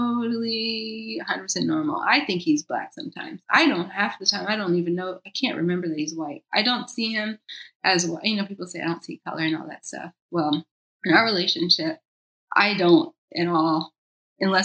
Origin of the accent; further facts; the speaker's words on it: Georgia, United States; moved away as an adult; also born or lived in New York; now in Los Angeles, United States; where I grew up in Georgia